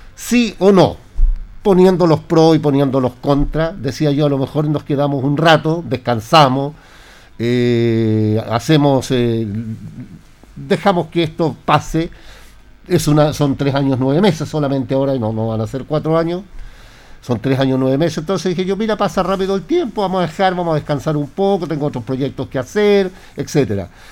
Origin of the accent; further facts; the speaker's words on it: Linares, Maule, Chile; yo soy de Linares